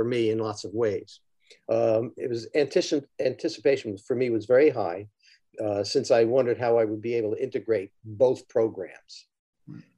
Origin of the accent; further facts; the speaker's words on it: Mount Vernon, New York, United States; also born or lived in Texas; I was born in Texas. We moved back when I was about 2 years old, and my family was in Mount Vernon, New York.